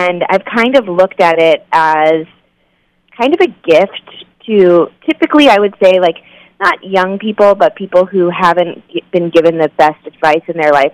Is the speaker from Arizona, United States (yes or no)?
yes; Phoenix, Arizona, United States; I really hated growing up in Arizona